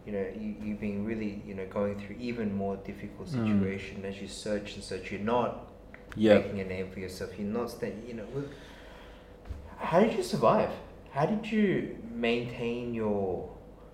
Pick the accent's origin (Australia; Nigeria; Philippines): Australia; we're Asian in heritage, but we're Australian in very much our cultural upbringing